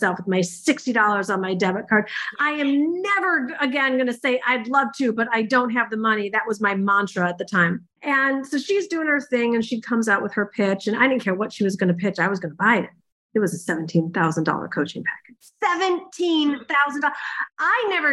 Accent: Michigan, United States; I'm from Michigan

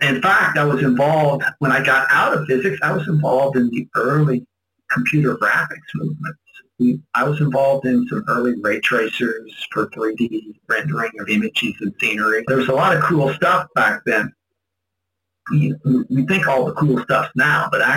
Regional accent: Indiana area, Kentucky, United States; moved away as an adult; now in Philippines; I grew up in Kentucky, Indiana area

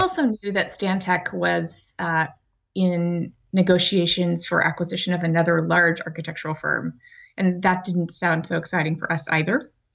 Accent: Amarillo, Texas, United States; also born or lived in Ohio; now in Boston, United States; I grew up in Amarillo, Texas

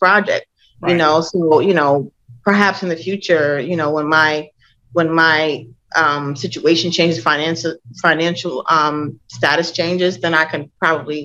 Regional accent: Minnesota, United States; moved away as an adult; I grew up in Minnesota.

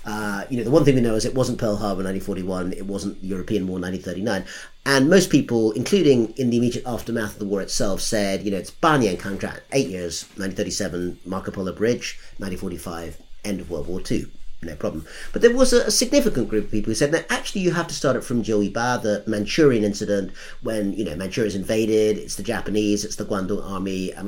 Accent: United Kingdom; And as a Brit, I didn't get to vote anyway.

